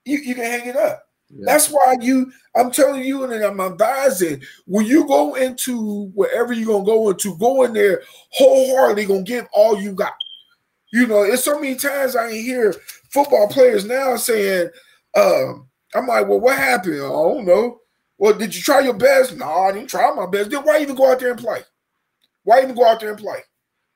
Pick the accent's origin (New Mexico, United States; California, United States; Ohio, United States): Ohio, United States; Dayton; I'm from Dayton, Ohio